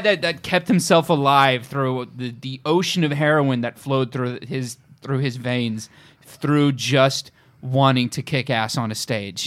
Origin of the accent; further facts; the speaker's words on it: Orange County, California, United States; I'm from Orange County.